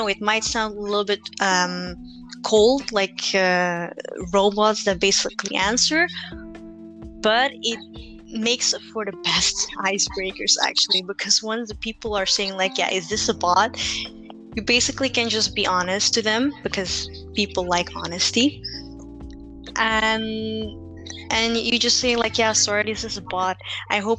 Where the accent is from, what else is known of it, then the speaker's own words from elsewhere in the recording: Philippines; now in Belgium; we come from the Philippines, which, you know, is like a third world country.